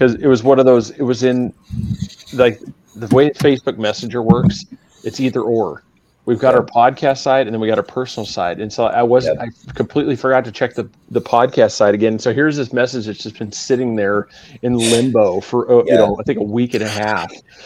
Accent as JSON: {"language": "English", "area": "Willamette Valley", "region": "Oregon", "country": "United States", "tie": "born or raised there", "moved": "yes", "lives_now": "Central Florida, United States", "said": "I grew up in the Willamette Valley"}